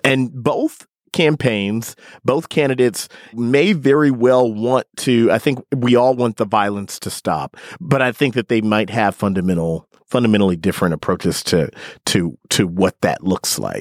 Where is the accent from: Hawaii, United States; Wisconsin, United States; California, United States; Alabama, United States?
Wisconsin, United States; Milwaukee; accent: Midwestern; moved away; I grew up in Milwaukee.